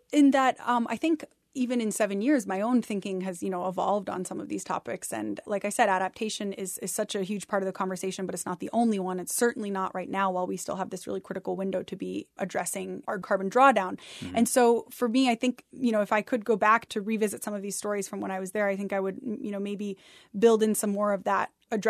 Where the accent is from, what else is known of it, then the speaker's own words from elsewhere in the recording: Ithaca, New York, United States; Yeah, I grew up in Ithaca, New York, and my mother had bought a house on the edge of Cayuga Lake that was an old fishing shack and it had a dirt floor and an outhouse.